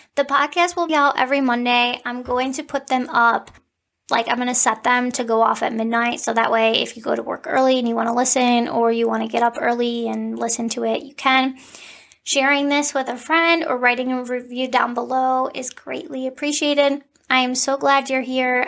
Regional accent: Cleveland, Ohio, United States; I am from Cleveland.

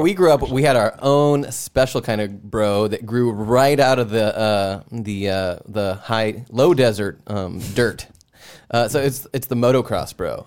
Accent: Southern California, United States; moved away; also born or lived in Bay Area; I grew up in Southern California

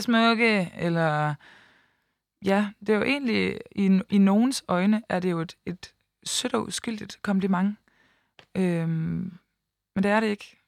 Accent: Aalborg, North Denmark Region, Denmark; moved away as an adult; now in Copenhagen, Denmark; rykket fra Aalborg, hvor jeg kommer fra, og så til København

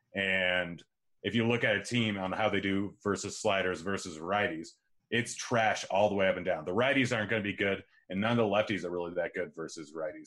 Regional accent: Pacific Northwest, United States; born or raised there

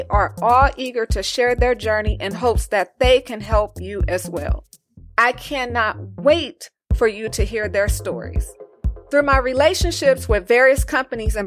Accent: Los Angeles, California, United States; moved away as an adult; also born or lived in Las Vegas / New York / New Jersey; I was born and raised in Los Angeles

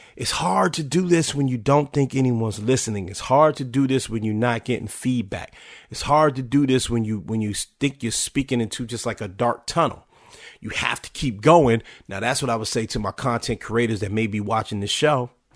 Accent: Washington, District of Columbia, United States; my hometown, then called Washington Redskins

